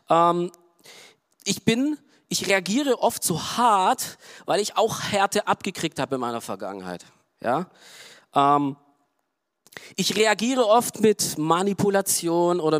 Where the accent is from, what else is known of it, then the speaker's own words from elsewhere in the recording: Romania; Ich komme zum Beispiel aus Rumänien, okay? So, Rumänien, äh, ja, auch kommunistisch geprägt und auch arm und wirtschaftlich